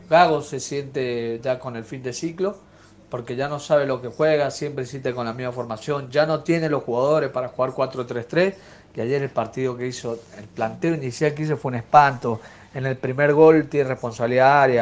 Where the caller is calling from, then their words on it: Mendoza, Argentina; Buenas tardes, Ramiro. … de Mendoza, lo escucho siempre, como todos los días.